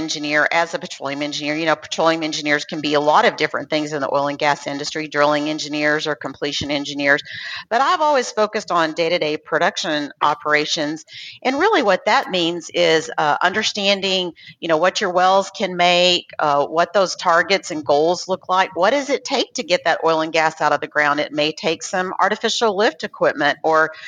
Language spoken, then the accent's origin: English; Lubbock, Texas, United States; since I grew up in Lubbock, I went to Texas Tech